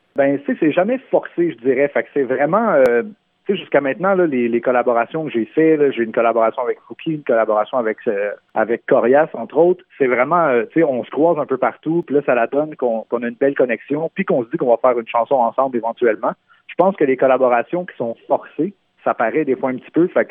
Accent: Terrebonne, Quebec, Canada; first language French; chez nous, à Terrebonne, sur la rive nord de Montréal

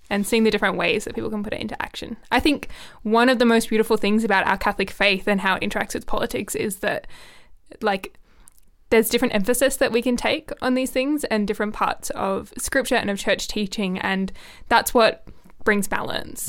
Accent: Canberra, Australian Capital Territory, Australia; I think like it's my hometown. I've got a big love for Canberra

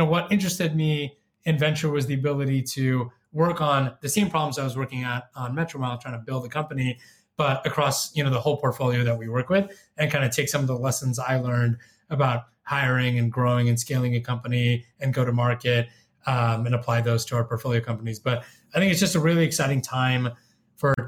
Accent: Bay Area, California, United States; now in Chicago, United States; I grew up in the Bay Area

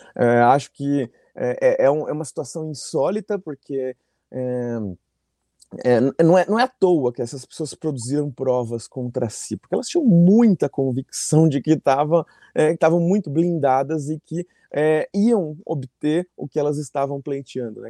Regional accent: Brazil; Me reconheciam como brasileira

